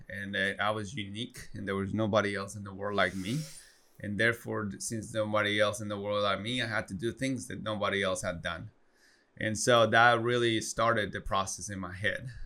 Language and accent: English; Guatemala; English is a second language; moved away as an adult; also born or lived in Arkansas, United States; now in United States; I'm born and raised in Guatemala. Um, proudly Guatemalan.